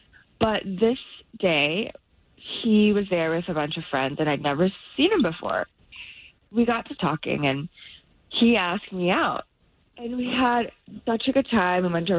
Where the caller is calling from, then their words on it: Wekiva area, Florida, United States; Hi, I'm calling from the Wakiva area.